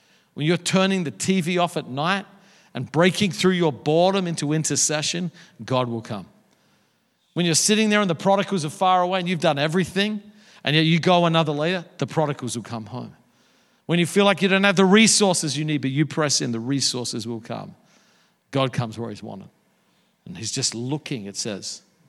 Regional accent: Australia; moved away as an adult; also born or lived in Dallas, United States; now in New York City, United States; I grew up surfing in Australia

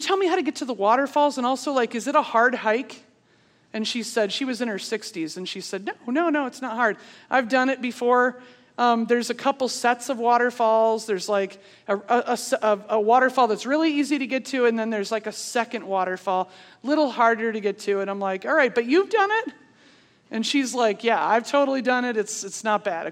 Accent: Pennsylvania, United States; moved away; I'm from Pennsylvania.

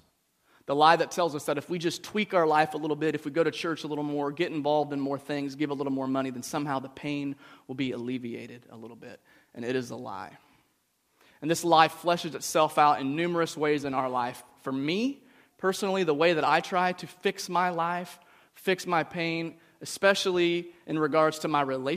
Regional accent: United States; growing up in the United States

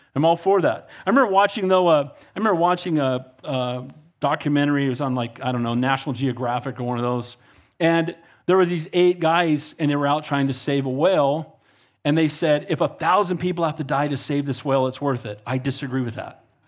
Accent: Santa Cruz, California, United States; I grew up in Santa Cruz

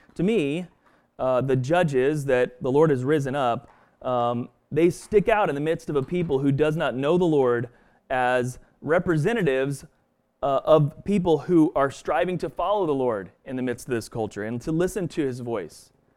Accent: Stillwater, Oklahoma, United States; moved away; also born or lived in Boston; growing up in Stillwater, Oklahoma

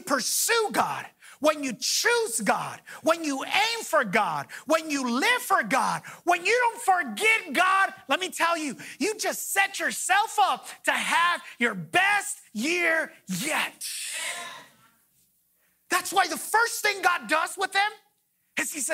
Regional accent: Los Angeles, California, United States; I grew up in Pacoima

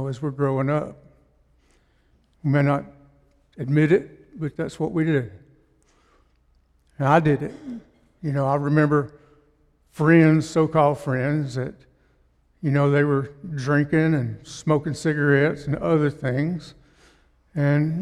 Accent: Russellville, United States; I'm from Russellville

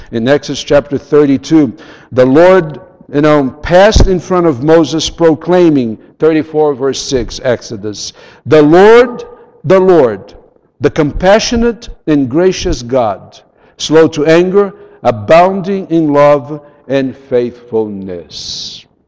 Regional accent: São Paulo, Brazil; first language Portuguese; English is a second language; I was born in Brazil. I grew up in Sao Paulo. I speak Portuguese.

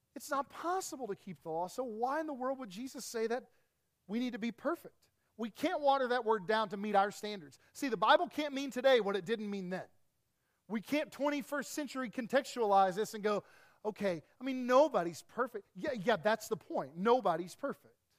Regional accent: East Tennessee, United States; I grew up in East Tennessee

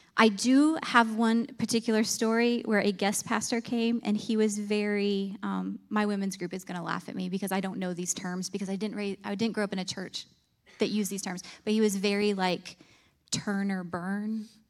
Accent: Clymer, New York, United States; moved away as an adult; now in North Carolina, United States; I grew up in a tiny little farming town in Clymer, New York

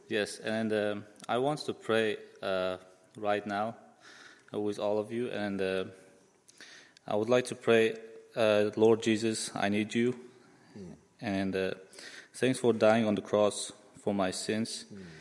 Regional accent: Uzbekistan; moved away; I'm from Uzbekistan

